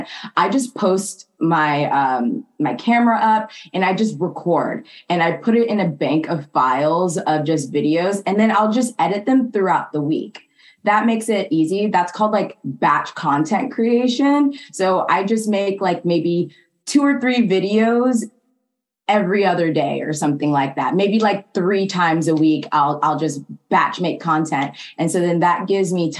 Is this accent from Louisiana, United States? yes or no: no; Atlanta, Georgia, United States; moved away as an adult; also born or lived in Japan; now in California, United States; I'm originally from Atlanta, Georgia